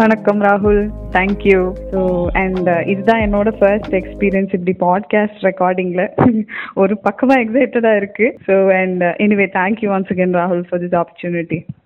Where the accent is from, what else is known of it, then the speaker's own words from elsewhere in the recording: Chennai, Tamil Nadu, India; நான் பிறந்து வளர்ந்தது எல்லாமே சென்னை தான்